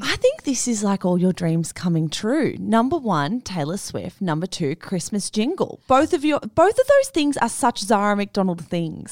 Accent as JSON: {"language": "English", "town": "Melbourne", "region": "Victoria", "country": "Australia", "said": "I'm from Melbourne"}